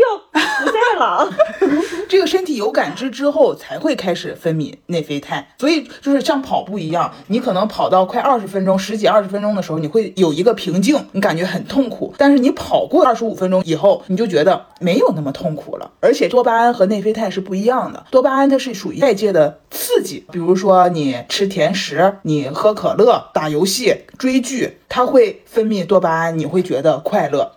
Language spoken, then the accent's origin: Chinese; Dalian, Liaoning, China; 我们的家乡大连